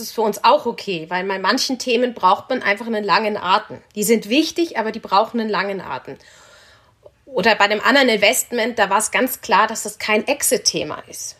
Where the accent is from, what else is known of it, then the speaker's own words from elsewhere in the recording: Munich, Bavaria, Germany; Ich komme aus München, aus einer Münchner Unternehmersfamilie